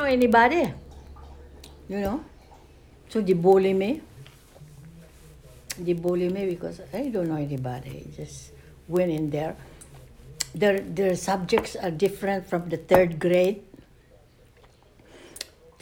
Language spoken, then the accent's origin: English; Misamis Occidental, Northern Mindanao, Philippines; moved away; In Misamis Occidental. That's where my father's family was.